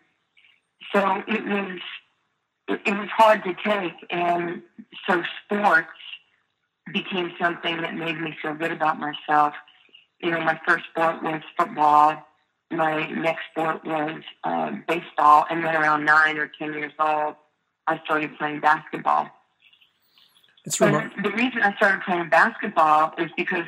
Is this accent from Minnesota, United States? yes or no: no; New York City, New York, United States; also born or lived in Brooklyn, New York; I was a poor kid from a one-parent family growing up in Queens